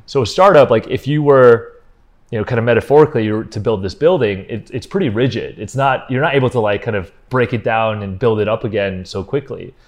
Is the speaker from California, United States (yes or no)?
no; Cleveland, Ohio, United States; moved away as an adult; also born or lived in Los Angeles; we grew up in Cleveland, Ohio